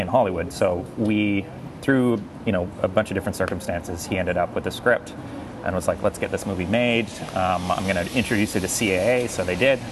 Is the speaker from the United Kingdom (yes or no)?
no; Castlegar, British Columbia, Canada; moved away; a very small town called Castlegar, British Columbia. Mm -hmm. That is my hometown.